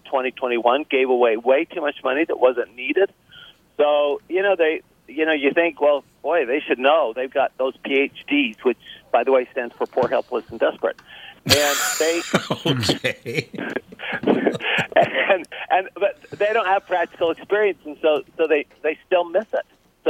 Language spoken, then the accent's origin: English; Salt Lake City, Utah, United States; also born or lived in Paris, France; I grew up in Salt Lake City, Utah.